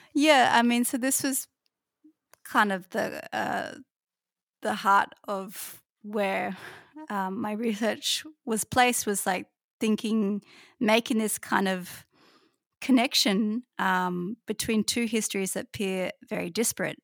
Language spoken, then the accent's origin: English; Kuta, Bali, Indonesia; moved away; where I grew up in Bali, which is, is Kuta